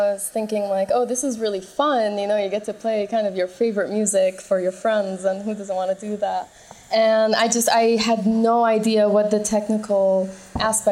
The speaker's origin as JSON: {"language": "English", "town": "Toronto", "region": "Ontario", "country": "Canada", "also_born_or_lived": "Middle East", "moved": "as an adult", "lives_now": "Berlin, Germany", "said": "I'm from Toronto. I started there and just moved to Europe after finished studying"}